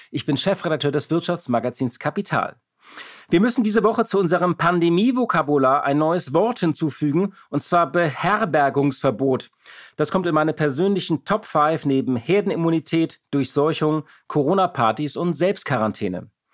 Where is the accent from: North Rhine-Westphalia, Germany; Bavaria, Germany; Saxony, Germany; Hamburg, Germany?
Hamburg, Germany; ich bin auch aus Hamburg